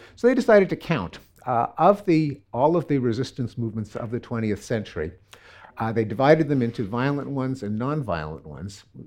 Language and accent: English; Canada; I'm Canadian.